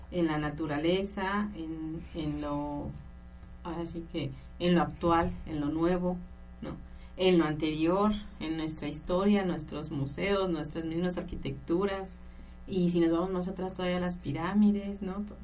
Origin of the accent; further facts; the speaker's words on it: Mexico; como mexicanos, con esta euforia, con este calor y con esta emoción que tenemos todavía de, de hoy, que es un día de descanso para nosotros, por haber ya pasado el grito de la independencia en la noche de ayer